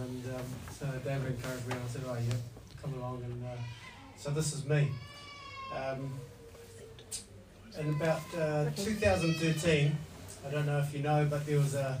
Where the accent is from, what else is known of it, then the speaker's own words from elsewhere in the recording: New Zealand; So as a Kiwi bloke, ex-military